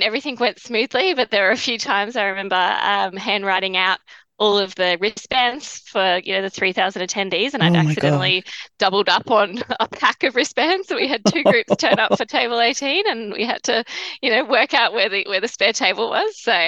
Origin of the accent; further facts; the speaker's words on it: Cairns, Queensland, Australia; also born or lived in Brisbane; my family are sugarcane farmers. My dad's still a farmer on the family farm. And so I grew up in Cairns, but on a farm. So it was quite unique. I was able to kind of have the farm life, but in a, 15 minutes from an international airport.